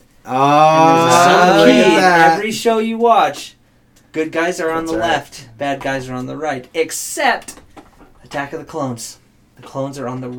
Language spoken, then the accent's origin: English; United States; as American, English speakers